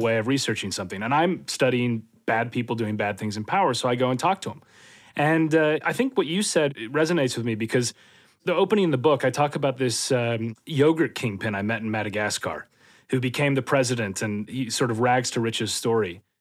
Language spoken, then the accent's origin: English; Minnesota, United States; moved away as an adult; also born or lived in London, United Kingdom; now in near London, United Kingdom; I grew up in Minnesota